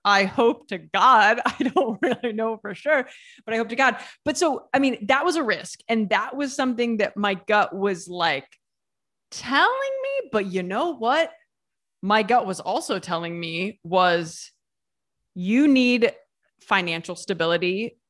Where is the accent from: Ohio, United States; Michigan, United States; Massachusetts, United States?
Ohio, United States; moved away as an adult; also born or lived in New York City; now in Italy; I moved to New York City, like, from Ohio.